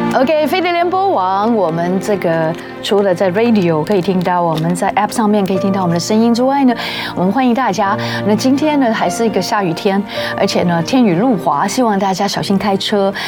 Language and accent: Chinese; Guangdong, China; 因为我是广东人